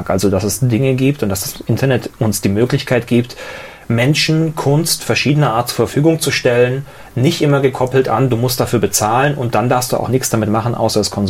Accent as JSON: {"language": "German", "town": "Niefern-Öschelbronn", "region": "Baden-Württemberg", "country": "Germany", "lives_now": "Stuttgart, Germany", "said": "Äh, ich bin äh, Pfnieferner und damit ja eigentlich sogar Badener."}